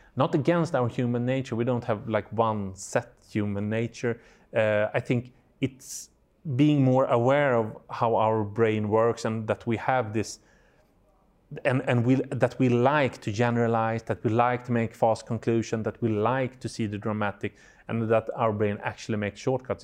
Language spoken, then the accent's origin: English; Sweden; I'm from Sweden